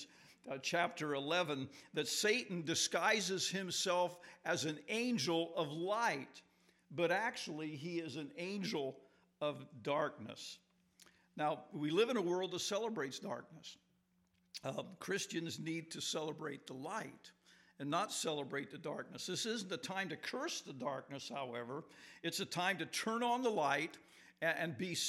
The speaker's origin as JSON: {"language": "English", "town": "Morton", "region": "Illinois", "country": "United States", "said": "I'm from Morton, Illinois, down just 10 miles from Peoria"}